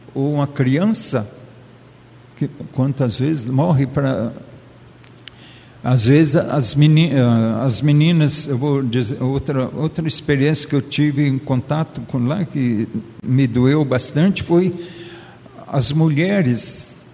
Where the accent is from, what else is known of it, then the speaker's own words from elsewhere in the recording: southern Minas Gerais, Brazil; moved away; eu sou mineiro do sul de Minas